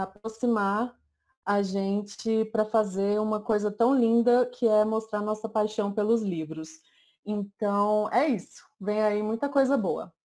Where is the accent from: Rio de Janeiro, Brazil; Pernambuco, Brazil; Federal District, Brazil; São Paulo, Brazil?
Federal District, Brazil; Brasília; eu sou daqui de Brasília